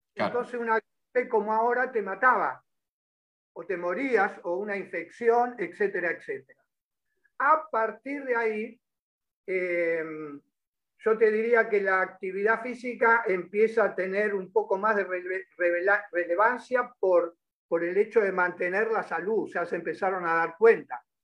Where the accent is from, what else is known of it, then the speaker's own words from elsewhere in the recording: Caseros, Buenos Aires Province, Argentina; Yo, yo me crié en Caseros.